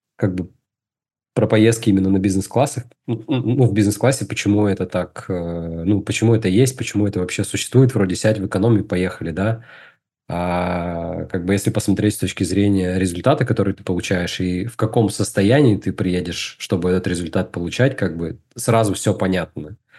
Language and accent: Russian; Izhevsk, Udmurtia, Russia; moved away as an adult; now in Moscow, Russia; Я э, вырос в Удмуртии, город Ижевск